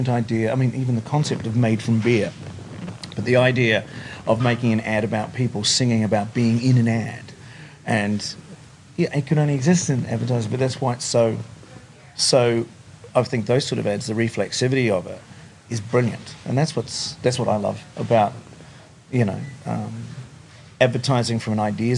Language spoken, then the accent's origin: English; Wellington, New Zealand; moved away as an adult; now in Sydney, Australia; I grew up in Wellington in New Zealand. But I've been here in Australia longer than I was in New Zealand